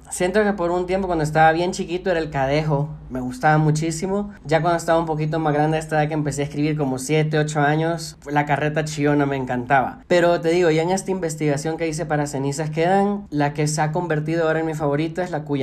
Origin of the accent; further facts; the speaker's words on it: El Salvador; fue el autodescubrimiento en cuanto a mi identidad como salvadoreño.